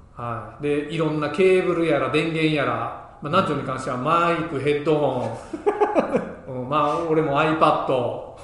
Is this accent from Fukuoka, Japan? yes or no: no; Ehime, Japan; moved away; 地元愛媛のね